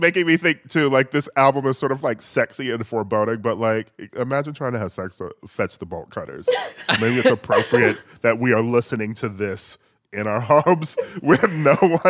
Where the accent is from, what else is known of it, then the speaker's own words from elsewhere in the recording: Midwest, United States; just sort of like a black kid growing up in the Midwest who mainly listened to like a lot of hip hop and R&B